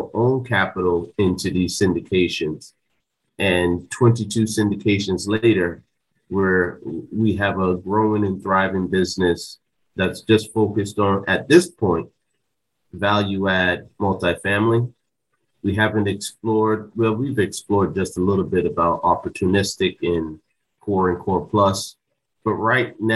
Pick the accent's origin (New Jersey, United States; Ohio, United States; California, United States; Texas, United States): New Jersey, United States; Jersey City; moved away; I grew up in Jersey City, New Jersey